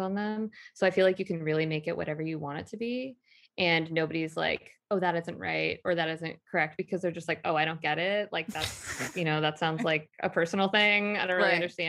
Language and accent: English; Portland, Oregon, United States; moved away; when I moved back to Portland, Oregon, my hometown